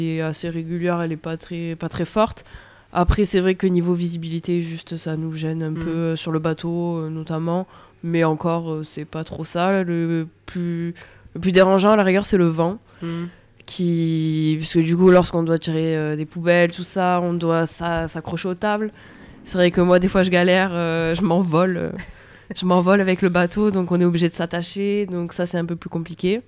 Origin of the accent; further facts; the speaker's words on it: Bouches-du-Rhône, Provence-Alpes-Côte d'Azur, France; moved away as an adult; also born or lived in Sète; je suis originaire des Bouches-du-Rhône